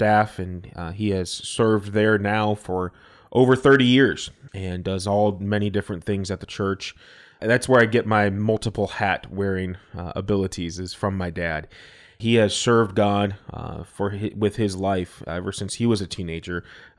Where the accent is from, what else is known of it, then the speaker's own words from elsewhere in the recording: Arkansas, United States; born there; It starts back in 1986, and the month was July. I was born in Arkansas